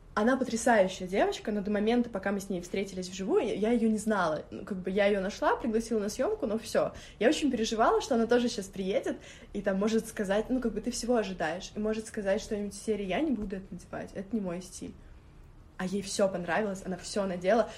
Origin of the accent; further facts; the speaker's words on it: Moscow, Russia; also born or lived in Orekhovo-Zuyevo; я считаю себя москвичкой, через три дня я была в Москве, всю жизнь живу в Москве.